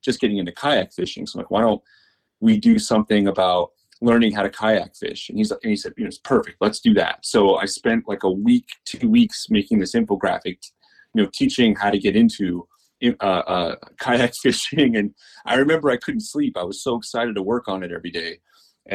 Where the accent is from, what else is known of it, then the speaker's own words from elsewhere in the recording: Northeast Pennsylvania, United States; moved away as an adult; also born or lived in Sarasota, Florida; I grew up in Northeast Pennsylvania, spent my summers at the Jersey Shore